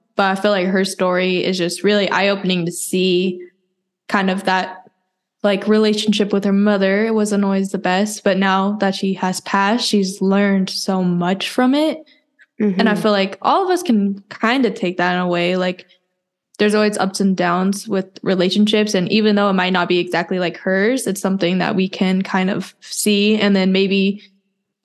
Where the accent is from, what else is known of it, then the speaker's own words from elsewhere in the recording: the South, United States; also born or lived in Incheon, South Korea; me and Joe grew up in a southern town